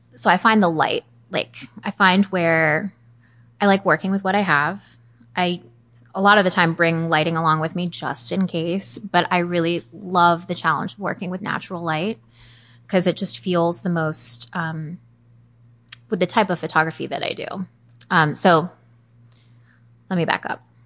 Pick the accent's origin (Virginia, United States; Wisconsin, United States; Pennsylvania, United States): Virginia, United States; Arlington; I grew up in Northern Virginia. I was born in Arlington, haven't gone far